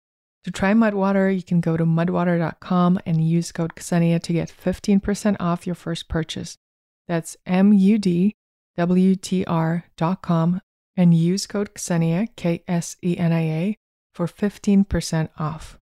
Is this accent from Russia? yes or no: yes; Moscow, Russia; So I grew up in Moscow, Russia, and it's a very traditional thing to have what we call a dacha, which is your country house.